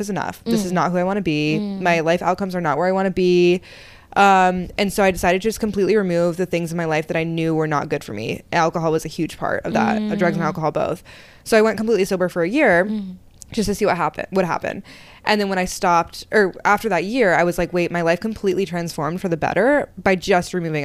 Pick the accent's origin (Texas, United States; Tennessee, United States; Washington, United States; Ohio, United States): Washington, United States; Seattle; moved away as an adult; also born or lived in Wisconsin / Los Angeles; now in New York City, United States; I grew up in Seattle, born and raised